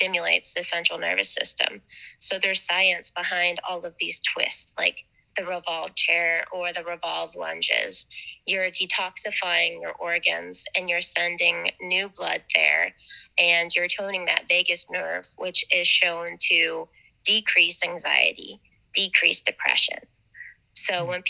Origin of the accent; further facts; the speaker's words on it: Wheeling, West Virginia, United States; now in St. Clairsville, United States; I currently live in St. Clairsville, but I was born and raised in Elm Grove, just right around the corner from the studio.